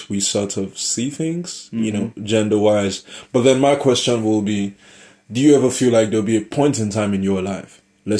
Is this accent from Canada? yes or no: no; Nigeria; moved away; from my part of the world, I'm Nigerian. It's a huge thing back in Lagos